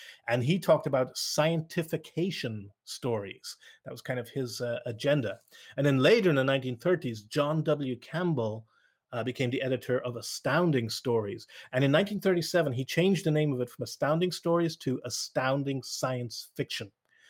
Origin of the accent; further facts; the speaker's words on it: Ireland; And it's also going to be a very Western view because I grew up in Ireland, a Western country.